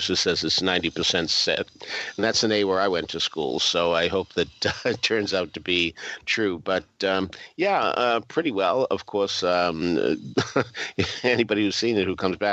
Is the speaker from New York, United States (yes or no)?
no; Boston, Massachusetts, United States; I grew up in Boston